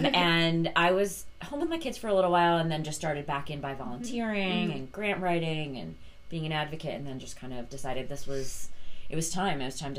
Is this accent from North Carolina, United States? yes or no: no; Buffalo, New York, United States; moved away; also born or lived in Washington, D.C.; So I was born in Buffalo, New York.